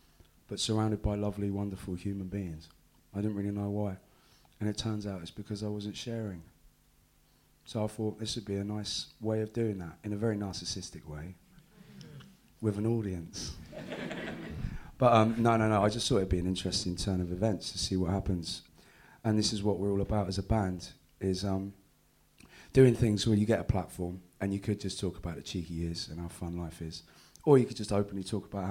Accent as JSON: {"language": "English", "town": "Exeter", "region": "South West England", "country": "United Kingdom", "tie": "born or raised there", "also_born_or_lived": "Bristol", "said": "Exeter. Okay. I grew up, my mum got a promotion from Bristol to Exeter in the tax office."}